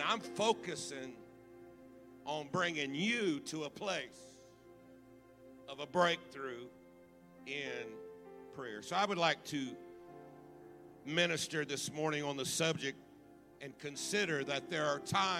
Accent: Baton Rouge, Louisiana, United States; I was raised right here in the Baton Rouge area

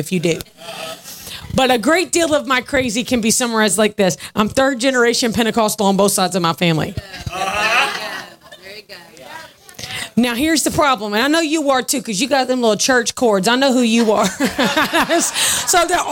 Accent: Augusta, Georgia, United States; I grew up in a church in Augusta, Georgia

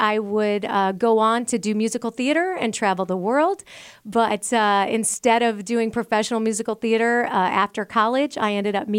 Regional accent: Spanish Lake, Missouri, United States; Absolutely. I was born in Spanish Lake, Missouri, so St. Louis, Missouri

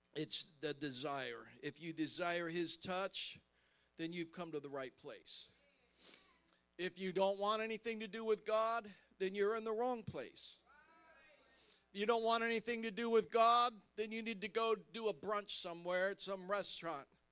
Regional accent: Columbus, Ohio, United States; I'm from Columbus, Ohio

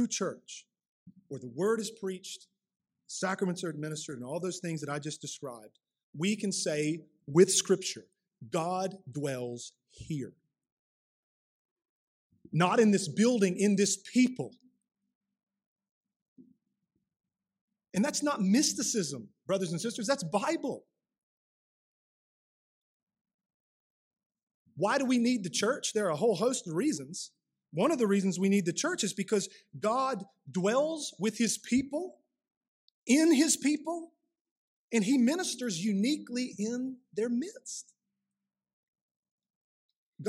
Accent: United States; we as modern American Christians

